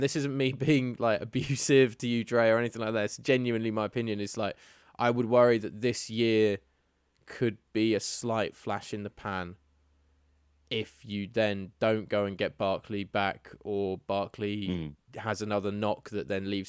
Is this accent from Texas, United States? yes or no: no; New York, United States; So, like, as a New Yorker, if you're a New York NFL fan or trying to decide which team you're going to pick in New York